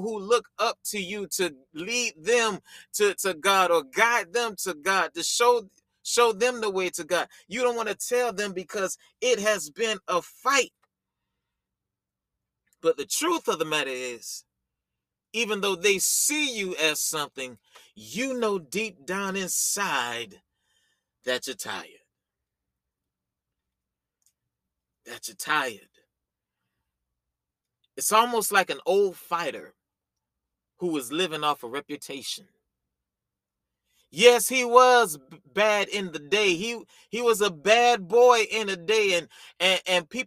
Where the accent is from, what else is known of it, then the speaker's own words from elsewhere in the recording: the South, United States; You know, I'm from the country. You know, I'm from the South